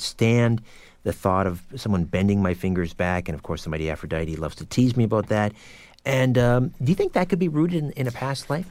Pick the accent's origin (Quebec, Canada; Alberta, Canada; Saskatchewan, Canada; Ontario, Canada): Ontario, Canada; Brantford; my hometown of Brantford, Ontario